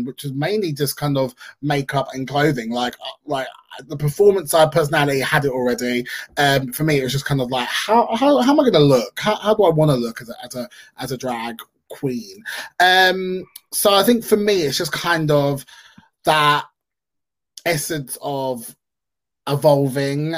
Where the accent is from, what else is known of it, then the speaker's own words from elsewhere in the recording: London, United Kingdom; London, of course, is London, my hometown